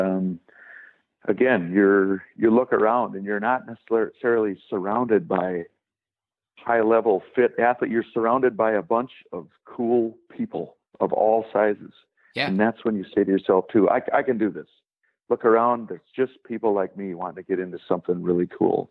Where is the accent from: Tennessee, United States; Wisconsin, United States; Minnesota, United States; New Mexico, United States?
Wisconsin, United States; growing up in Wisconsin